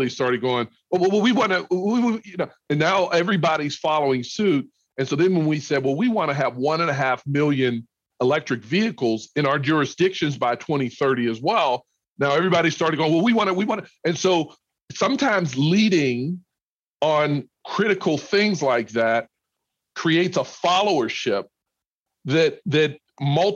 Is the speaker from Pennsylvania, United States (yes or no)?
yes; Pittsburgh, Pennsylvania, United States; also born or lived in the South; now in Minneapolis, United States; I grew up in Pittsburgh, which is a cold city as well.